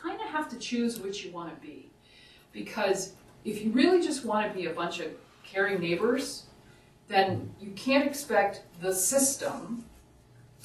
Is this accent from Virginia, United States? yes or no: yes; Southern Virginia, United States; now in Upper Valley, United States; where I grew up in Southern Virginia